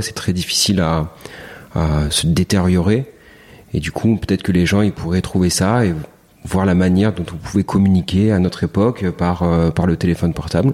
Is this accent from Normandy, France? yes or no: no; near Toulon, Provence-Alpes-Côte d'Azur, France; moved away as an adult; also born or lived in Ollioules / Hyères / Lyon; now in Marseille, France; Je suis né dans un petit village qui s'appelle Olioul, à côté à côté d'un autre petit village qui s'appelle Le Bossé, pas très très loin de Toulon. Euh, j'ai grandi à l'accro